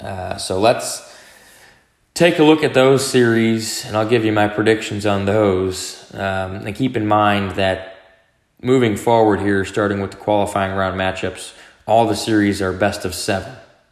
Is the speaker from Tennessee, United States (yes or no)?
no; Dallas, Texas, United States; Dallas is my hometown team